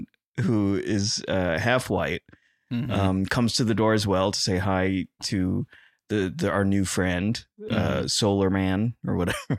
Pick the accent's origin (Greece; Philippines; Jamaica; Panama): Philippines; I'm Filipino. And we are the Hispanics of the East.